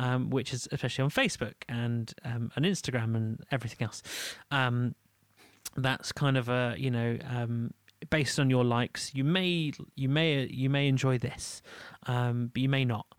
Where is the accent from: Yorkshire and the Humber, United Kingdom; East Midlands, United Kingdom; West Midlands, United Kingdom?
Yorkshire and the Humber, United Kingdom; Leeds; moved away; I am from Leeds